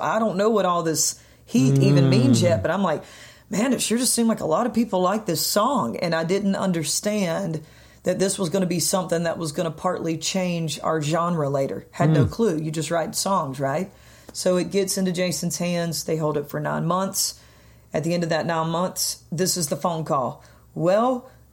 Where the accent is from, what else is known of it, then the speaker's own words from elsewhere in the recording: South Carolina, United States; now in Nashville, United States; I'm from South Kakalaki